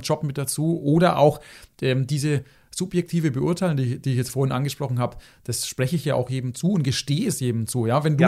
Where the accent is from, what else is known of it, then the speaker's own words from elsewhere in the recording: Germany; hier bei uns in Deutschland